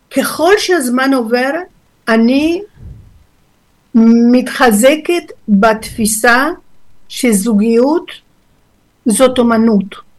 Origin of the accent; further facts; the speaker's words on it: Argentina; Hebrew is a second language; now in Israel; נולדתי בארגנטינה